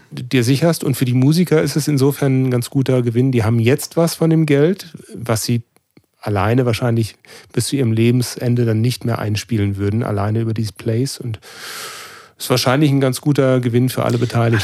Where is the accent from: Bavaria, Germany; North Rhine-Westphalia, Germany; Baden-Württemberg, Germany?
North Rhine-Westphalia, Germany; Cologne; das heißt Kölsch, da wo ich herkomme